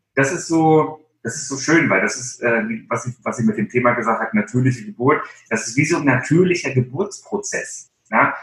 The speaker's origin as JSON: {"language": "German", "region": "Baltic Sea coast", "country": "Germany", "tie": "born or raised there", "said": "Ich bin an der Ostsee groß geworden, also ich bin so ein Klippenkotzer"}